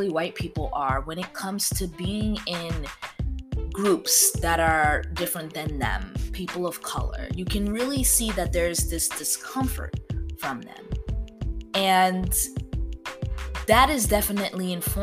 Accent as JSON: {"language": "English", "region": "East Coast", "country": "United States", "tie": "born or raised there", "moved": "yes", "lives_now": "the South, United States", "said": "I grew up on the East Coast"}